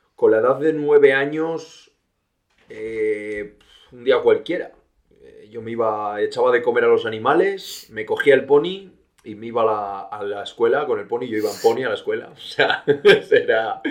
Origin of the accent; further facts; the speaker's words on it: Villablino, Castile and León, Spain; also born or lived in Valderas / England / Australia; Yo actualmente soy de Villablino, un pueblo de la montaña, un pueblo de León, donde pasé mis dos primeros años